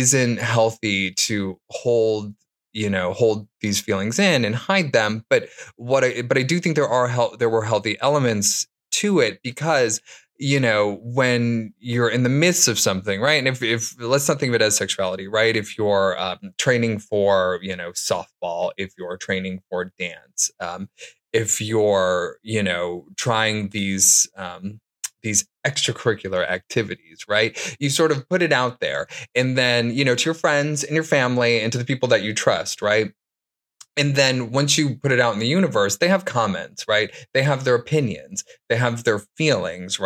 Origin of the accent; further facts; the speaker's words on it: Detroit, Michigan, United States; I grew up in Detroit, Michigan